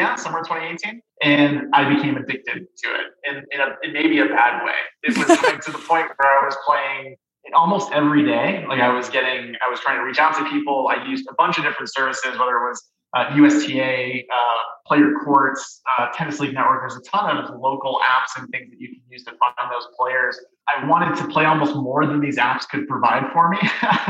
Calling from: Denver, Colorado, United States; Because in Colorado, I'm calling from Denver.

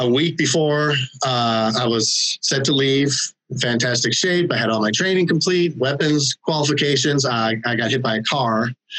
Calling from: San Antonio, Texas, United States; I'm calling actually from San Antonio, Texas. Relocated here. I'm not a natural born Texan. Relocated here in 2015.

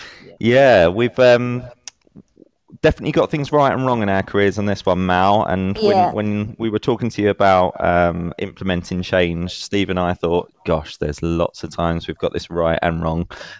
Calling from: Exeter, South West England, United Kingdom; I'm calling in from Exeter in Devon.

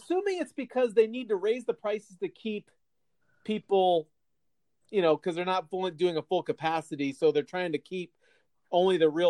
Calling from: Phoenix, Arizona, United States; I'm recording from Kirchworth Manor South in Phoenix, Arizona, also with a couple of sleeping animals in my recording studio

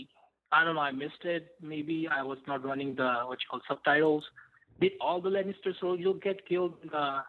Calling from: Houston, Texas, United States; calling from Houston.

